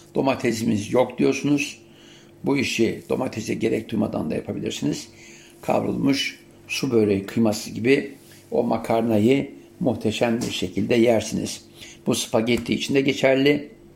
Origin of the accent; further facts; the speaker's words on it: Siirt, Siirt Province, Turkey; Biz ailecek zeytinyağıyla haşır neşirdik. Yani Siirt'te olmamıza rağmen zeytinyağı vardı.